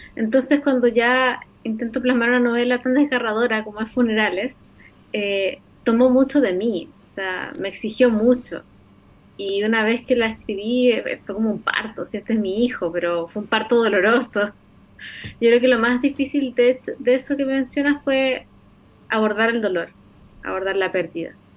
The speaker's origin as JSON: {"language": "Spanish", "region": "Antofagasta", "country": "Chile", "tie": "born or raised there", "said": "yo me crecí en Antofagasta"}